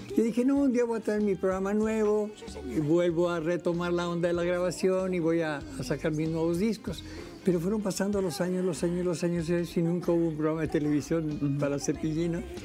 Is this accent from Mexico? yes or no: yes; Monterrey, Nuevo León, Mexico; yo, vengo de Monterrey